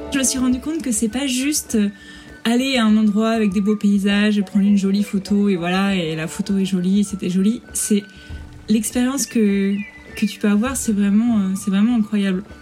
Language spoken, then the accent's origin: French; Rouen, Normandy, France; moved away as an adult; also born or lived in Paris; now in Trondheim, Norway; Je suis originaire de Normandie en France, de Rouen